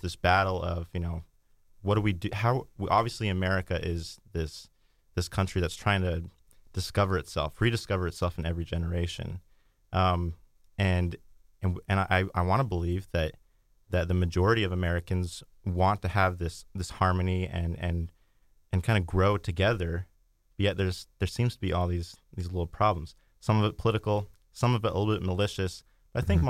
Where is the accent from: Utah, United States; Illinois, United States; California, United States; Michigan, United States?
Utah, United States; I grew up in Utah County, Utah